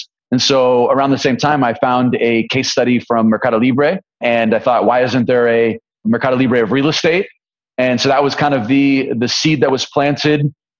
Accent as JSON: {"language": "English", "area": "Bay Area", "region": "California", "country": "United States", "also_born_or_lived": "Colombia / San Diego", "moved": "as an adult", "said": "So I'm from California. I'm from the Bay Area originally."}